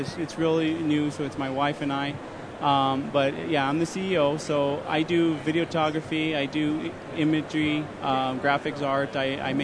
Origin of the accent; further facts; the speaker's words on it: Santa Fe, New Mexico, United States; also born or lived in Denver, Colorado; I wasn't born here, and I can't say I was raised here. I have family here. I'm actually from Santa Fe, New Mexico, but we were always here